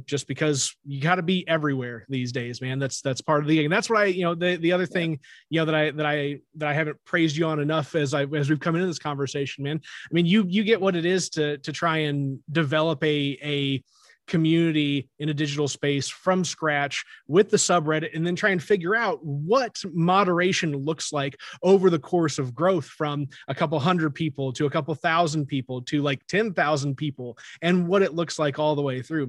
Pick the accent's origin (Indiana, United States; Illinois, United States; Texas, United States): Illinois, United States; Carbondale; my hometown, a place that I love so much